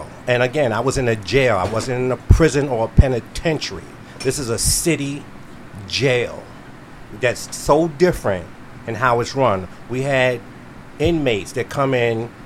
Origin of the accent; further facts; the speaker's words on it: New York City, New York, United States; also born or lived in Staten Island, New York; now in Delaware, United States; I'm from Brooklyn, New York. East New York, by way of Staten Island, and I'm now a Delawarean